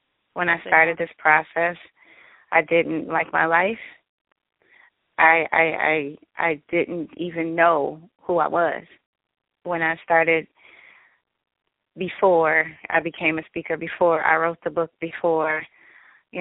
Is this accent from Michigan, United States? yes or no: yes; Detroit, Michigan, United States; now in San Diego, United States; I was born and raised in Detroit